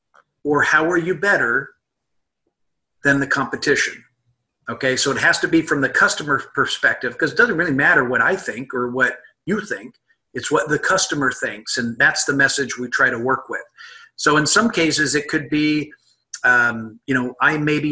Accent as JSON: {"language": "English", "region": "Midwest", "country": "United States", "also_born_or_lived": "California", "moved": "yes", "said": "I'm from the Midwest originally"}